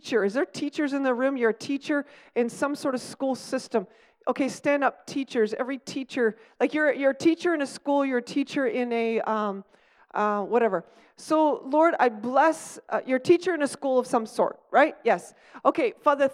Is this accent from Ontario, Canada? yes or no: yes; Stratford, Ontario, Canada; I grew up in Stratford